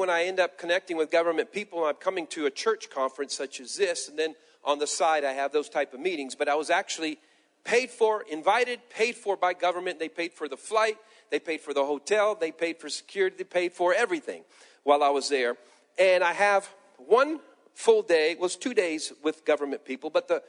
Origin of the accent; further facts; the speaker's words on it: Peru; born there; I tell my past that I was born in Peru, South America. My parents were missionaries, and I was a pastor